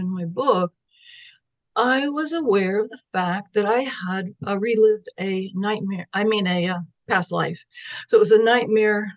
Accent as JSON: {"language": "English", "town": "Sacramento", "region": "California", "country": "United States", "tie": "born or raised there", "also_born_or_lived": "San Francisco Bay Area, California", "said": "we moved from the San Francisco Bay Area to Sacramento area in California"}